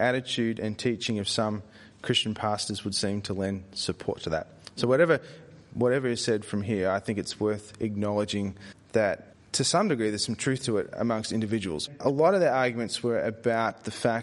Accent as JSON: {"language": "English", "country": "Australia", "said": "I said it as an Aussie."}